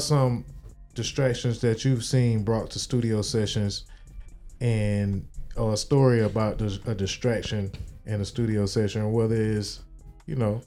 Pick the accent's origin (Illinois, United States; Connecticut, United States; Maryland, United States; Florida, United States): Florida, United States; Miami; I'm from Miami